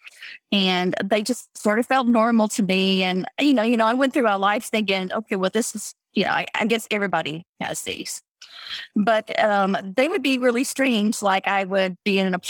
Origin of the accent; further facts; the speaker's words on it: Texas, United States; I grew up in Texas